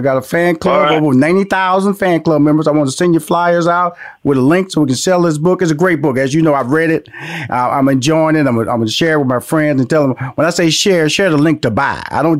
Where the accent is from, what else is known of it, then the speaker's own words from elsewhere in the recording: Houston, Texas, United States; You know, I'm born and raised in Houston, Texas, and my initial background became the person I am, right?